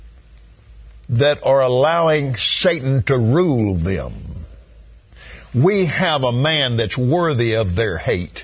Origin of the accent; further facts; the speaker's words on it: Abilene, Texas, United States; I was raised in Abilene, Texas, a little country West Texas town